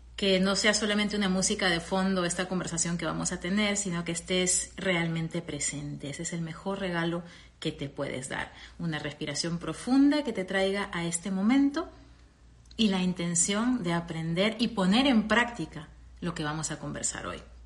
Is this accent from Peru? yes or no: yes; Peru; moved away as an adult; also born or lived in Venezuela; now in United States; regresar a, a, mi Perú a vivir